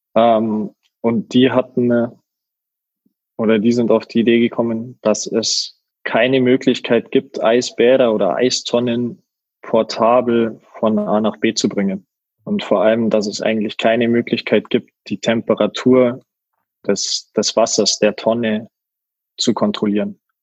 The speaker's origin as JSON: {"language": "German", "area": "near Garmisch-Partenkirchen", "region": "Bavaria", "country": "Germany", "tie": "born or raised there", "also_born_or_lived": "Munich", "moved": "as an adult", "lives_now": "Mannheim, Germany", "said": "gebürtig aus Bayern, äh, Nähe Garmisch-Partenkirchen und dann jetzt die letzten Jahre wohnhaft in München gewesen"}